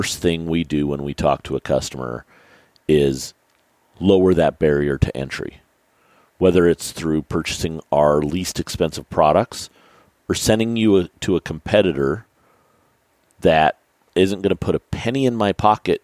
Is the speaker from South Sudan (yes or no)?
no; Utah, United States; I grew up in Utah shooting mule deer at 14 years old and elk at 16 years old